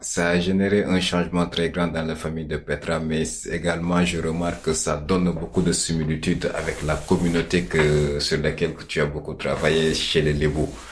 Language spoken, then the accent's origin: French; Senegal; chez nous au Sénégal